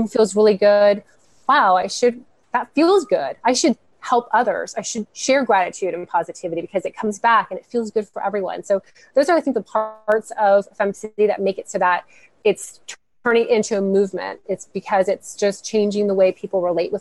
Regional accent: Miami, Florida, United States; born or raised there; moved away; also born or lived in North Carolina

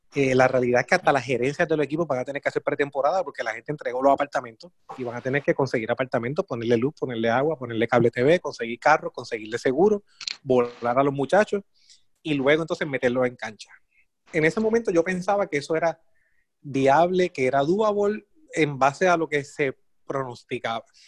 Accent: Puerto Rico; como puertorriqueño

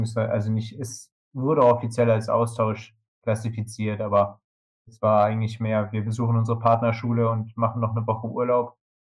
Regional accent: Germany; als Deutscher

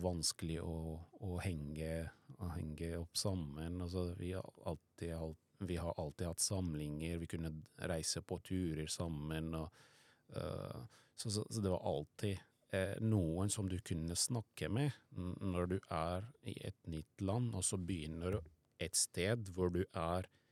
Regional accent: Syria; Norwegian is a second language; moved away as an adult; now in Norway; jeg vokste opp i Syria

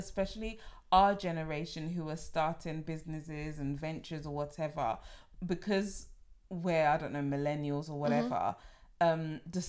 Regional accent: United Kingdom; because I'm British and I'm so bad at haggling, I don't know how to I don't know how to haggle.

